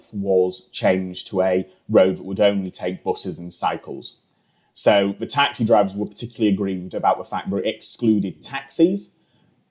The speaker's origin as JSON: {"language": "English", "town": "York", "region": "Yorkshire and the Humber", "country": "United Kingdom", "moved": "yes", "said": "I'm from York originally"}